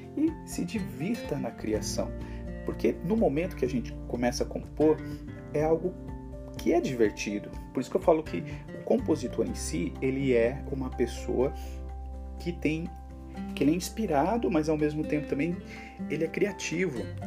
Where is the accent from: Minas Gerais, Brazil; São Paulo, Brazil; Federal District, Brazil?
São Paulo, Brazil; Americana; sou de Americana, São Paulo